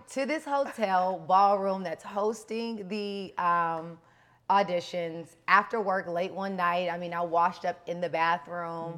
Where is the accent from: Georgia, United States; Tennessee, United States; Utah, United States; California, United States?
California, United States; Los Angeles; growing up in South Central